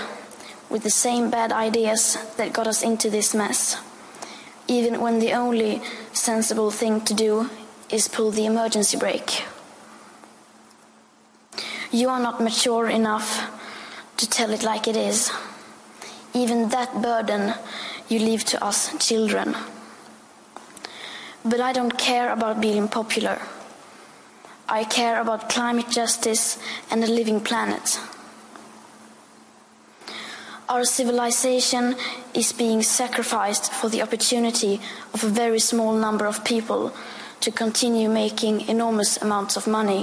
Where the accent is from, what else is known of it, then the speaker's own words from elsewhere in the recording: Sweden; I am 15 years old, and I'm from Sweden.